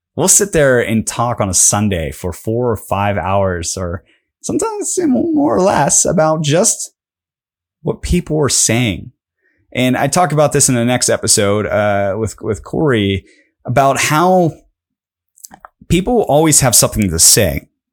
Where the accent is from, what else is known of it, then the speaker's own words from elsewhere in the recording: Pittsburgh, Pennsylvania, United States; I'm from Pittsburgh